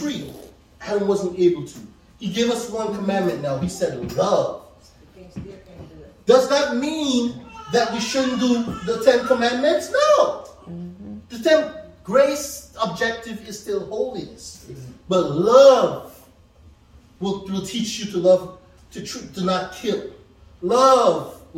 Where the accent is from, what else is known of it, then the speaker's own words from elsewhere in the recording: Guyana; moved away; Back in my country, I'm from Guyana, so it's tropics, and it rains a lot.